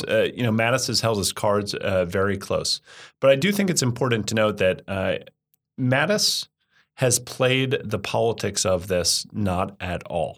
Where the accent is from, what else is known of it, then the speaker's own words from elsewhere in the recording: United States; I'm an American. I'm obviously not an Australian